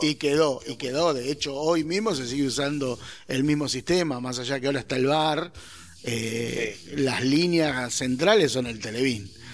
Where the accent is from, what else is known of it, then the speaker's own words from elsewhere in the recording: Argentina; como argentino, latinoamericano e hincha de boca